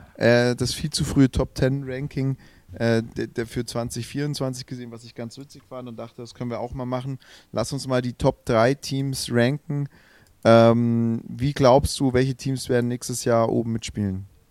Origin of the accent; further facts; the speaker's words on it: Swabia, Germany; ich bin Schwabe